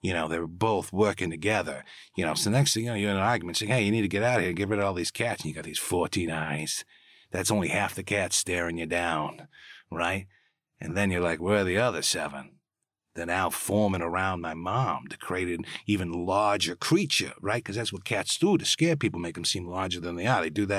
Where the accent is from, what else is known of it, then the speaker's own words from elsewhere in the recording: New York City, New York, United States; born there; You know, I was born in New York City, started off as a Broadway baby, you know what I mean?